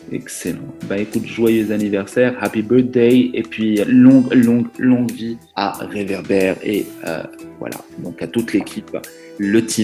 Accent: southern France, France; moi, je sais, je viens du sud de la France, puis je suis

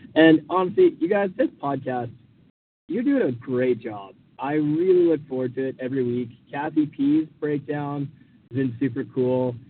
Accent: Vancouver Island, British Columbia, Canada; I am from Vancouver Island, British Columbia, Canada

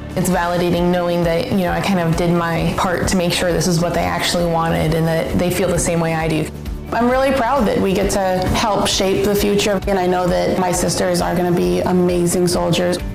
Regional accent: New York, United States; moved away as an adult; also born or lived in Massachusetts; now in Minnesota, United States; I'm a New Yorker

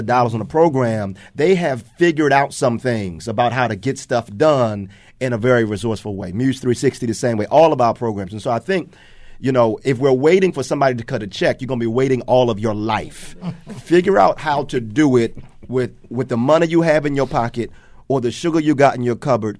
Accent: Baltimore, Maryland, United States; I was born on Edmondson, 1921 West Edmondson Avenue.

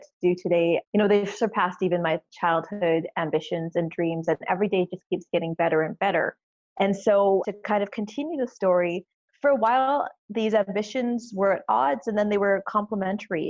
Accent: Canada; I'm Canadian

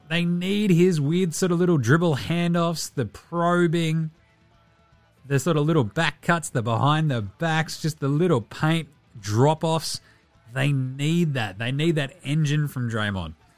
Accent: Australia; I'm Australian

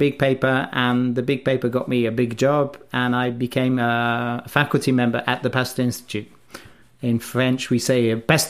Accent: Wales, United Kingdom; also born or lived in England; So I was born in England, in the middle of England. I grew up in Wales

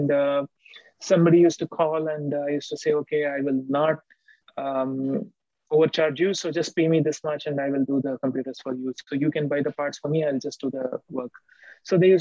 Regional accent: India; now in United States; I grew up in India, in my early age, when I was very young

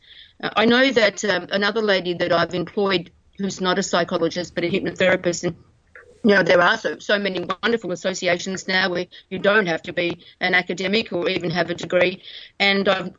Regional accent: Australia; we're Australian

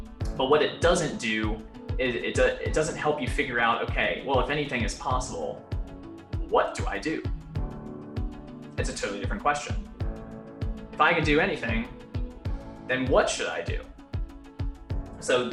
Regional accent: Mechanicsville, Virginia, United States; I grew up in Mechanicsville, Virginia, which is right outside of Richmond

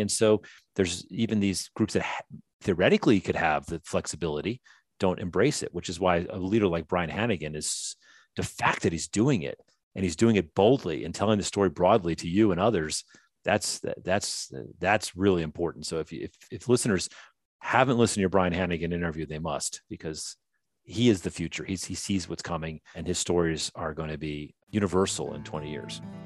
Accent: the North, United States; now in the South, United States; I was raised in the North

